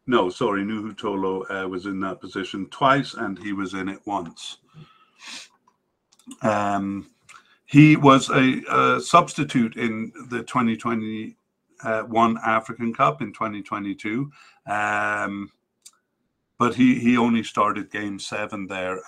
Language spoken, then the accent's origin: English; Canada; as a Canadian